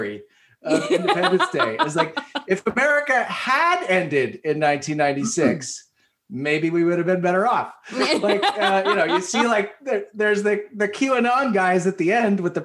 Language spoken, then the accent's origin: English; South Shore of Massachusetts, United States; I'm growing up in the South Shore of Massachusetts